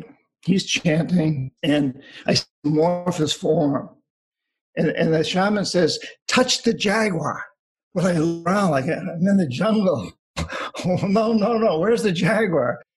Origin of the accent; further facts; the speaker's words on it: New Hampshire, United States; I grew up in New Hampshire